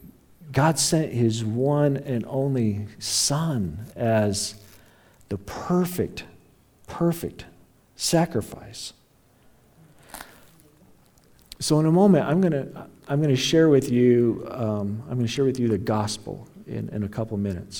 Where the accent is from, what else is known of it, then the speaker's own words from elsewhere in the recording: Sterling, Colorado, United States; I was born a long time ago in Logan County Hospital in Sterling, Colorado